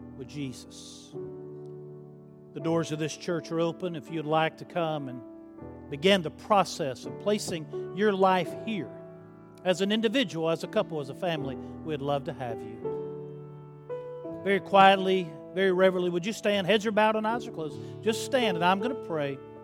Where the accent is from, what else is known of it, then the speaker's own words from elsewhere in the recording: Chattanooga, Tennessee, United States; I'm from Chattanooga